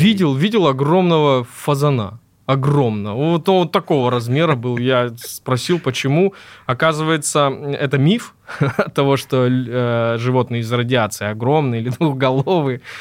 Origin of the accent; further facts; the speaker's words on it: Krasnodar Krai, Russia; Я из Краснодарского края родом